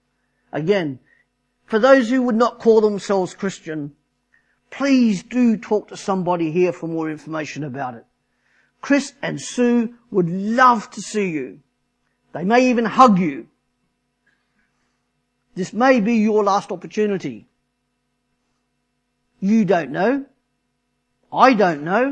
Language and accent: English; Australia; moved away; I'm Australian